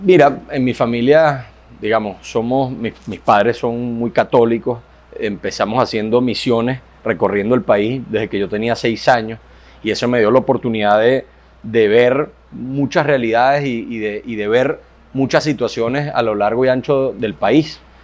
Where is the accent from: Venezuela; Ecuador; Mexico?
Venezuela; somos, somos, jóvenes venezolanos que lo único que estamos trabajando para que el país cambie